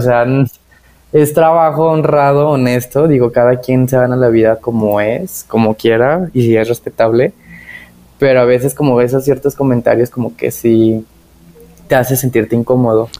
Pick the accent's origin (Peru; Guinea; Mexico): Mexico; Tepatitlán, Jalisco; now in Guadalajara, Mexico; allá de donde soy, que es en Tepatitlán